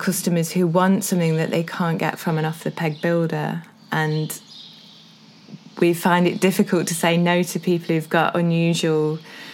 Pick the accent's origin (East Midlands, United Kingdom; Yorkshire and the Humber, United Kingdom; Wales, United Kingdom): East Midlands, United Kingdom; Sandiacre; also born or lived in London; I was brought up in Sandyacre, which is near here